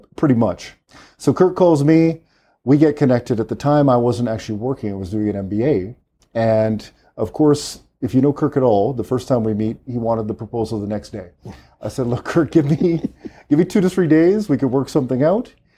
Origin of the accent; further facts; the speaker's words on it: Vancouver, British Columbia, Canada; moved away as an adult; also born or lived in Trinidad; now in Trinidad and Tobago; I grew up in Vancouver, uh, in Canada